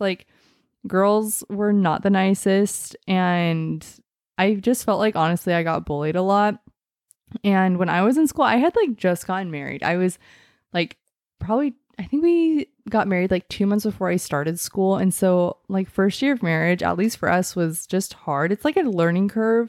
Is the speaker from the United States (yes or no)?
yes; Mesa, Arizona, United States; I am from Mesa, Arizona